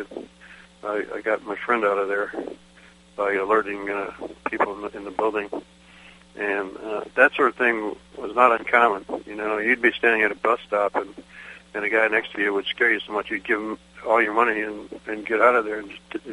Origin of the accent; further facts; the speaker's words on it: Chicago, Illinois, United States; I grew up in Chicago